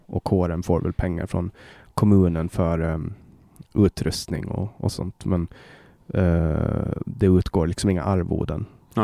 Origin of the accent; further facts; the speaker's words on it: Åland Islands; moved away as an adult; now in Sweden; på Åland, eh, där jag kommer ifrån